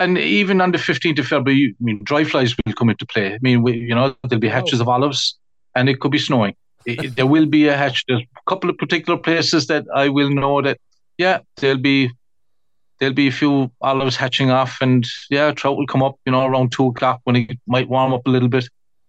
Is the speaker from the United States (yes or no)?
no; Shanballymore, Munster, Ireland; I grew up on the Abbeg